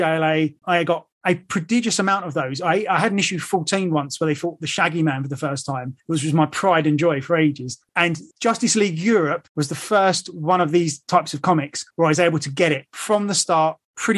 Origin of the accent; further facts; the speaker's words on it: England, United Kingdom; now in London, United Kingdom; as you can tell from my accent, I am from England